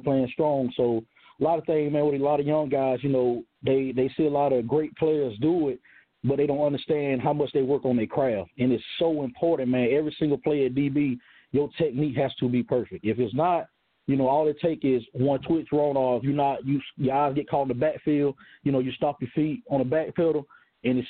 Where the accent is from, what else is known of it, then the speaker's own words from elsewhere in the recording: Johnston, South Carolina, United States; I'm actually from Johnston. I played ball at Strom Thurmond High School.